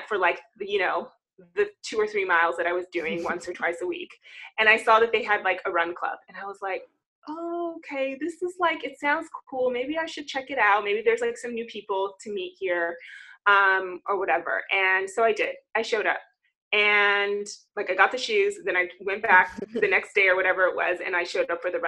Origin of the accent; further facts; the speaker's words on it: Southern California, United States; I am from California. I'm a Southern California girl, born and raised